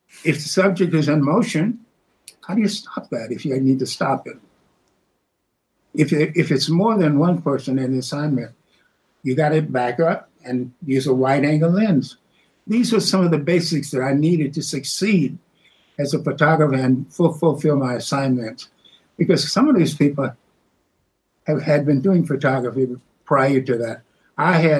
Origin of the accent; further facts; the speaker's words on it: Jacksonville, Florida, United States; moved away; I'm this kid from Jacksonville. I'd not been exposed to city life as I was going to be